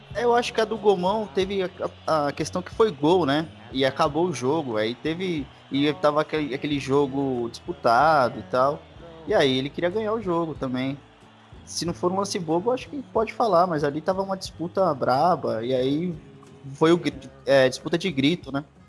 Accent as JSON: {"language": "Portuguese", "country": "Brazil", "said": "Sou filho de chileno, sou brasileiro"}